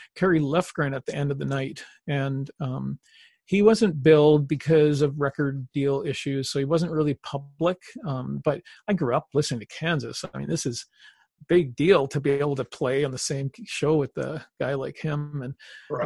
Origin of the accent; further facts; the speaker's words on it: Canada; we're Canadian